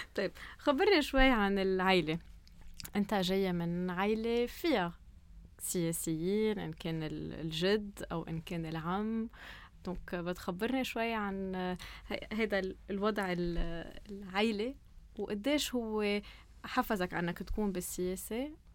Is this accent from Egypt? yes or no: no; Lebanon; نحن لبنانية